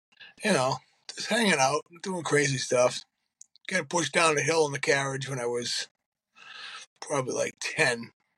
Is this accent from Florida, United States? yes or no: no; Boston, Massachusetts, United States; also born or lived in Brighton, Massachusetts; Brighton first, then Dorchester